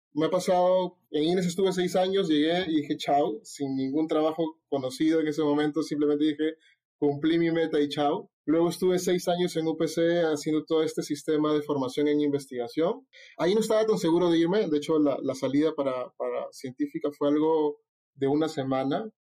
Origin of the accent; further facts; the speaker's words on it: Callao, Peru; soy chalaco